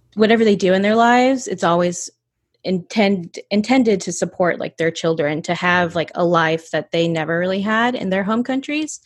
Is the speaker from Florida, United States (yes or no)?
no; North Georgia, United States; also born or lived in Atlanta, Georgia; I grew up in North Georgia